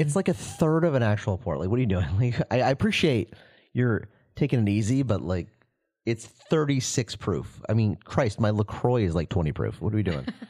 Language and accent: English; the South, United States; now in Chicago, United States; I'm from the South, too